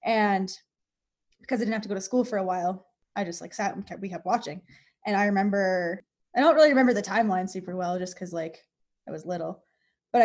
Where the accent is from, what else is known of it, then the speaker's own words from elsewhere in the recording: Strathmore, Alberta, Canada; moved away as an adult; also born or lived in Lethbridge, Alberta / British Columbia; I was born in Strathmore. And then when I was really little, we moved to Lethbridge. But we moved back to Strathmore when I started kindergarten, or when I started grade one